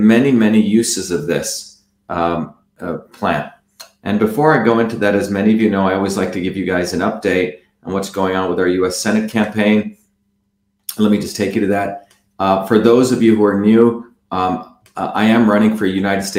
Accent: South India, India; moved away; Tamil, which is the language that I also learned to speak growing up in South India

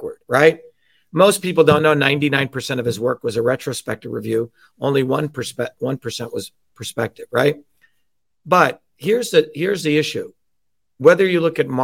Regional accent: New Jersey, United States; also born or lived in India; I grew up in working class neighborhoods in New Jersey

